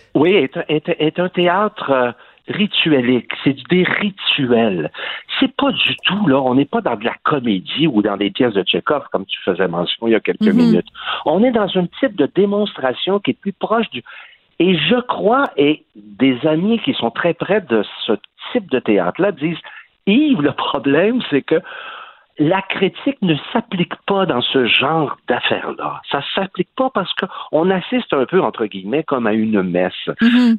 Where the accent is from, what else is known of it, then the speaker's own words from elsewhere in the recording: Quebec, Canada; accent: Québécois; also born or lived in Montreal; notre accent québécois